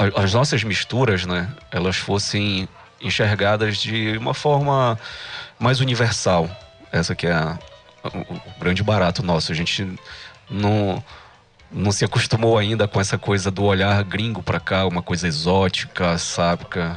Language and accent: Portuguese; Pará, Brazil; accent: paraense; nosso sotaque ele é paraense